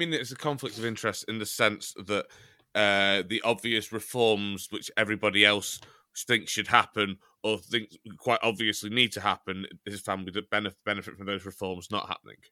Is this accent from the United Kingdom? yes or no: yes; Chester, North West England, United Kingdom; I'm from Chester